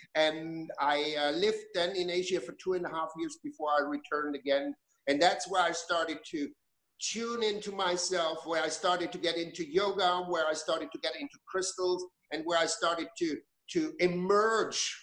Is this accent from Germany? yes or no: yes; Germany; moved away as an adult; I grew up in Germany. I was born in Germany. I spent the first 20 years of my life there